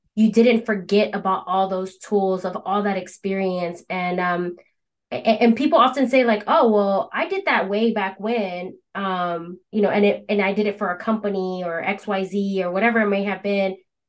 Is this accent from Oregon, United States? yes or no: no; Philadelphia, Pennsylvania, United States; We're both from Philly